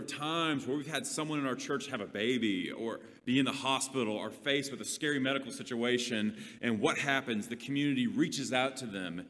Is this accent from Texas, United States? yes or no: yes; Leander, Texas, United States; I literally grew up with them in elementary school in the little town of Leander